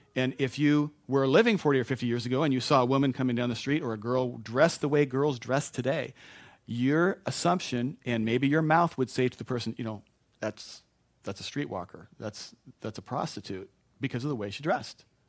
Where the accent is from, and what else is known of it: United States